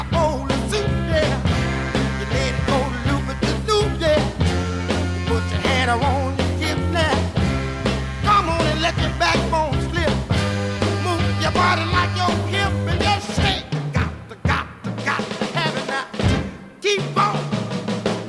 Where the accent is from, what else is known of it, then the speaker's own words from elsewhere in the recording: New Jersey, United States; I grew up in Jersey